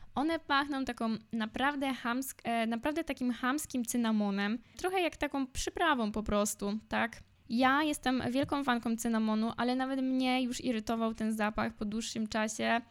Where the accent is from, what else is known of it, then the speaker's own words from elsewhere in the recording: Poland; moved away as an adult; now in Warsaw, Poland; ja jestem ze wsi. Obecnie mieszkam w Warszawie, w centrum, ale większość swojego życia spędziłam na wsi.